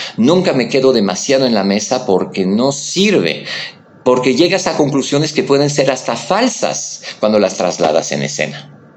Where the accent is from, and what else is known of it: France; born or raised there; now in Mexico